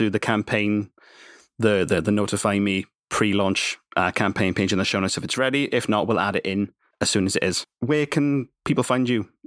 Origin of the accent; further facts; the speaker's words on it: Wales, United Kingdom; Oh, I'm from the Welsh Valleys. It's probably what it is. Born, born and raised in a mine.